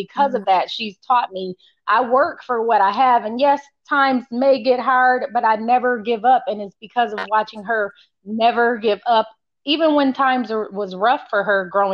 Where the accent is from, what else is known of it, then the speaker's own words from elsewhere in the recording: Michigan, United States; moved away as an adult; also born or lived in Los Angeles; I'm from Michigan